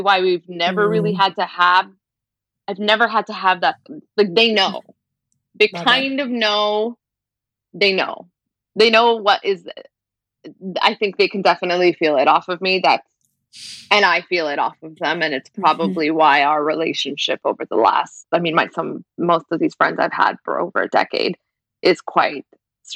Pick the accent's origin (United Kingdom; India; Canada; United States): Canada; Brampton, Ontario; I grew up in Brampton, which is mostly like, it's a working class immigrant city